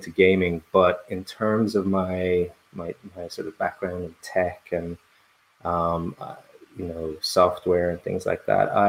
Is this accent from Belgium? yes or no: yes; Brussels, Belgium; accent: very soft; and I grew up in in in Belgium in Brussels, so my accent is very soft.